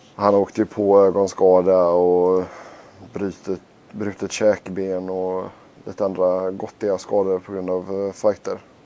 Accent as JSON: {"language": "Swedish", "country": "Sweden", "said": "vi var från Sverige"}